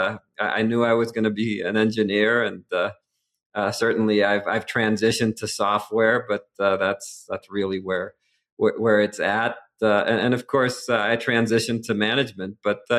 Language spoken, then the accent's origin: English; Boston, Massachusetts, United States; Well, I was born and raised in the Boston area.